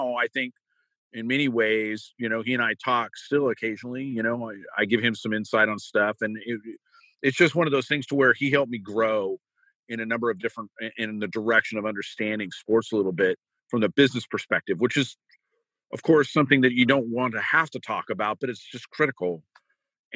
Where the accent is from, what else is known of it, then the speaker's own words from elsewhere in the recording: Bay Area, California, United States; now in Oregon, United States; I'm a born Oregonian, but I grew up in the Bay Area